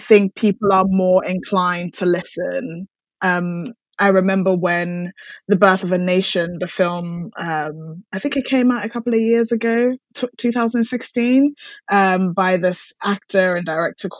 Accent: Ghana; now in United Kingdom; I was born in Ghana.

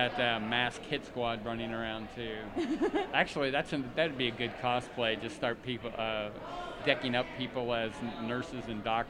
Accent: Camp Pendleton, California, United States; I was born on Camp Pendleton Marine Base.

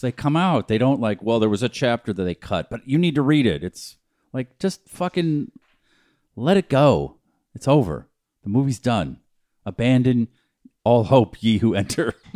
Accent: New Hampshire, United States; When I grew up in New Hampshire

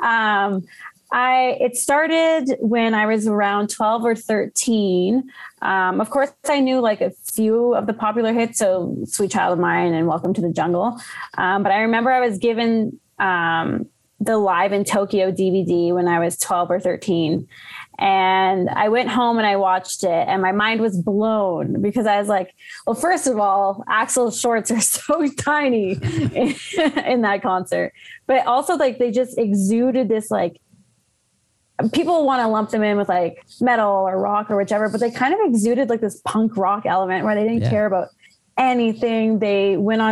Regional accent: Ottawa, Ontario, Canada; moved away as an adult; now in Calgary, Canada; born and raised in Ottawa, but moved out here about 10 years ago

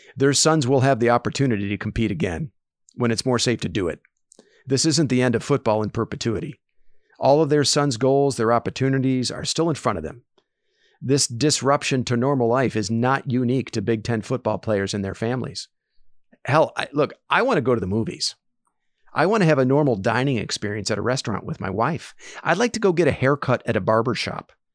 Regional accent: Columbus, Ohio, United States; I grew up in Columbus

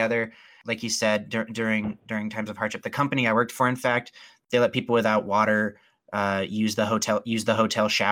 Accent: Spokane, Washington, United States; I'm from Spokane, Washington

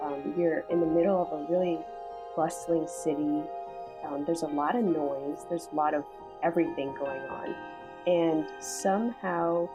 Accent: Seattle, Washington, United States; moved away as an adult; now in Toronto, Canada; I'm actually from Seattle, Washington, so I'm not from Toronto.

